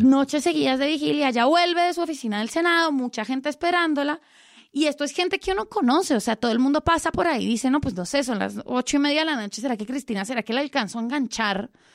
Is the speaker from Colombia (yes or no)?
yes; Colombia; yo soy colombiana